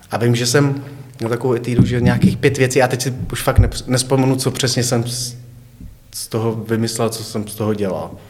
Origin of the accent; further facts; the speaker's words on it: Nový Bydžov, Hradec Králové Region, Czechia; Ne, jsem z Nového